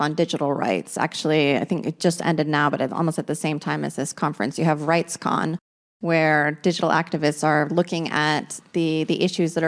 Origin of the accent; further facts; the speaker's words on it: Canada; I'm Canadian